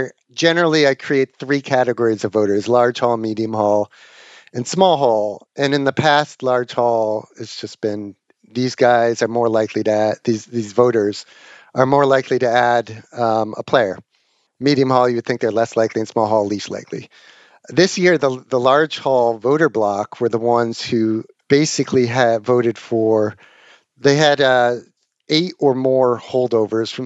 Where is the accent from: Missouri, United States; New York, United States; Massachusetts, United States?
Massachusetts, United States; Boston; I grew up in Boston reading Dan Shaughnessy